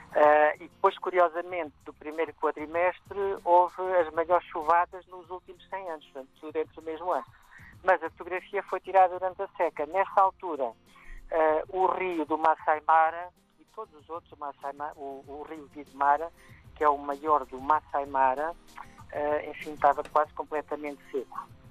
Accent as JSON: {"language": "Portuguese", "country": "Portugal", "also_born_or_lived": "Cuba / Brazil / South Africa", "moved": "as an adult", "lives_now": "Kenya", "said": "saí de Portugal, vivi cinco anos em Cuba, depois muitos anos no Brasil, na África do Sul e agora estou no Quênia há mais de quatro anos"}